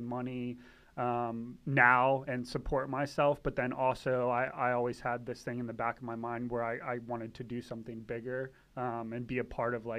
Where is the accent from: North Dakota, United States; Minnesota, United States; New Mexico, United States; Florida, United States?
Florida, United States; Tampa; moved away as an adult; also born or lived in Pensacola, Florida / West Palm Beach, Florida / Miami, Florida / Satellite Beach, Florida; now in Virginia Beach, United States; Originally from Tampa, Florida. I grew up all around Florida